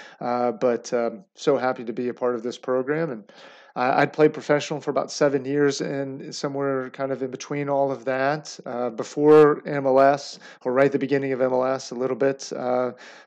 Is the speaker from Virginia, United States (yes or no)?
yes; Roanoke, Virginia, United States; I grew up in Roanoke, Virginia